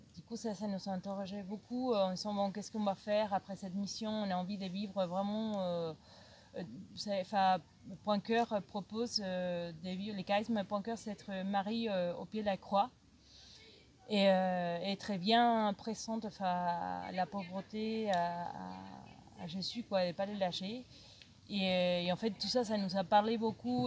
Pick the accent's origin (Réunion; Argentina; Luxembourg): Argentina; French is a second language; moved away as an adult; also born or lived in Marseille, France; now in Lourdes, France; je suis d'origine argentine, je suis en France depuis